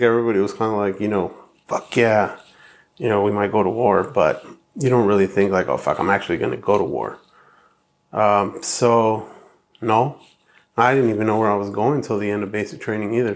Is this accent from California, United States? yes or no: yes; Hacienda Heights, California, United States; also born or lived in La Puente, California; So I grew up in La Puente in Heights, um, when my parents first had us, they uh, we were in La Puente, and then like about at six or seven, we moved to Hacienda Heights, and then I was there till about seventeen